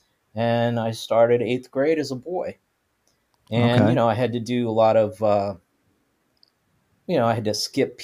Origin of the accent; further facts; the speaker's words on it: New Orleans, Louisiana, United States; moved away; also born or lived in California; growing up in Louisiana